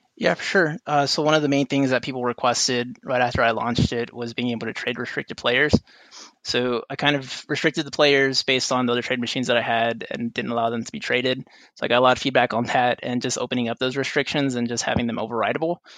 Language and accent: English; Rio Grande Valley, South Texas, United States; also born or lived in San Antonio, Texas; I was born and raised in South Texas in the Rio Grande Valley before moving here to attend the University of Texas at San Antonio